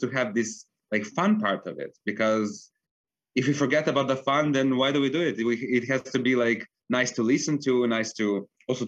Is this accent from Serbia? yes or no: yes; Belgrade, Serbia; moved away as an adult; now in Vienna, Austria; I grew up in Belgrade in Serbia. That's where I went to school